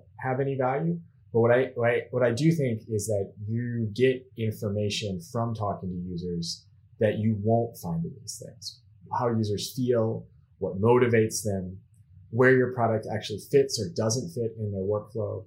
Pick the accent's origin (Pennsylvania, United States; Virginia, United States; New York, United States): Pennsylvania, United States; Pittsburgh; now in Zurich, Switzerland; I'm living now in Zurich, Switzerland, but originally I'm from Pittsburgh, Pennsylvania.